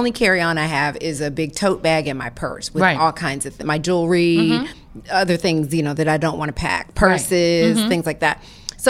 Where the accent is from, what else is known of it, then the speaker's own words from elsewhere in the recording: Atlanta, Georgia, United States; moved away; I am heading to Atlanta this weekend, my hometown.